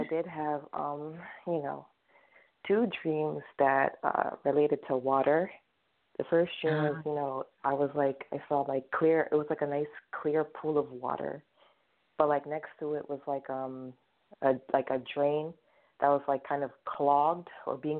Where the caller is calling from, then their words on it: New York City, New York, United States; I'm calling from Brooklyn